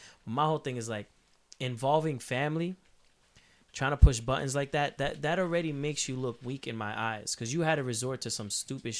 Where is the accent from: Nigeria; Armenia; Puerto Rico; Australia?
Puerto Rico; Where I come from, like the way I grew up, like I'm from El Negro, Puerto Rico, where we grow up.